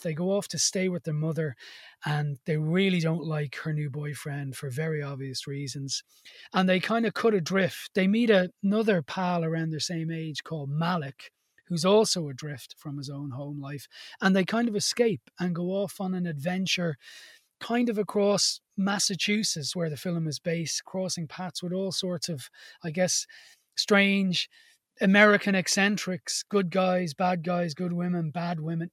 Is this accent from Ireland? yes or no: yes; Ireland; part of being Irish